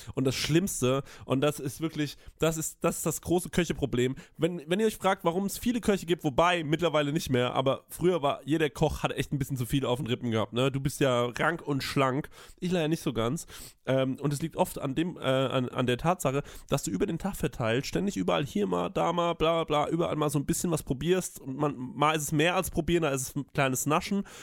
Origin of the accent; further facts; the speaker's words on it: Aschaffenburg, Bavaria, Germany; ich bin aus Aschaffenburg